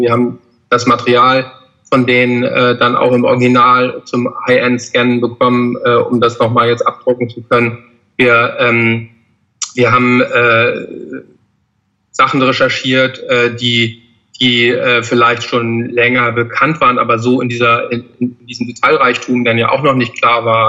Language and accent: German; Hamburg, Germany; wir sind ja alle vier aus Hamburg